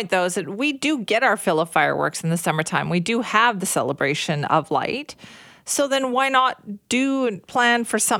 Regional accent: Surrey, British Columbia, Canada; I grew up in South Surrey

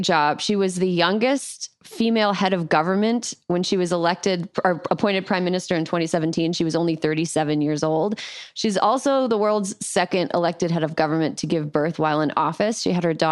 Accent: Wisconsin, United States; moved away; my home state of Wisconsin

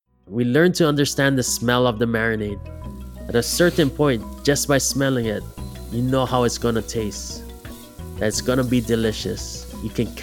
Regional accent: Big Island, Hamakua Coast, Hawaii, United States; I grew up on the Big Island on the Hamakua Coast.

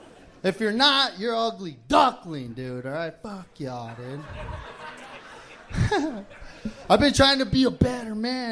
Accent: New Mexico, United States; I come from New Mexico, dude. Weed's legal.

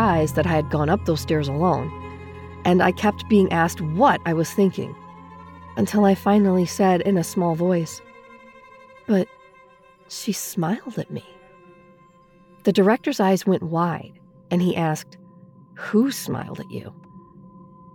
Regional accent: Dubuque, Iowa, United States; I was born and raised in Dubuque, Iowa

